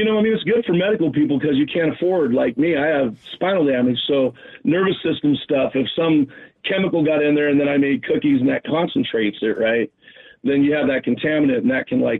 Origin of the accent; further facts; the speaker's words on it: Oregon City, Oregon, United States; also born or lived in Portland, Oregon; But I mean, I've only lived there since 98. I mean, I'm from Oregon. Oh, yeah. Yeah, I was born in Oregon City.